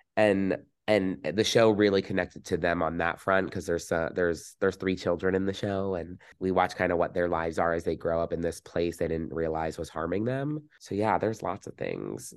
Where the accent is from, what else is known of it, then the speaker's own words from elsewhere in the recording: New Jersey, United States; growing up in New Jersey, very, very fortunate